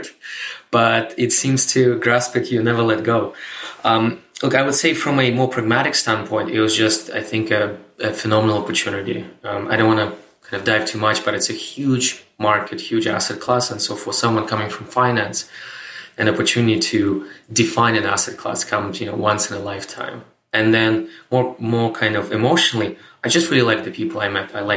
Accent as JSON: {"language": "English", "region": "Moscow", "country": "Russia", "tie": "born or raised there", "also_born_or_lived": "Canada", "moved": "as an adult", "said": "I was born and raised in Moscow, Russia, but I moved to Canada, North America in 2007"}